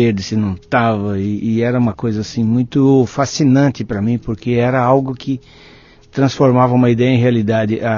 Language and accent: Portuguese; São Bernardo do Campo, São Paulo, Brazil; now in Belo Horizonte, Brazil; São Bernardo do Campo, ah. do lado da indústria automotiva.